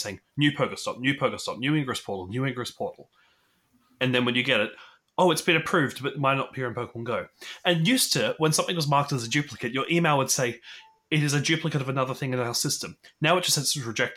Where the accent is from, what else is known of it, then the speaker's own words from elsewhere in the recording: Australia; as an Australian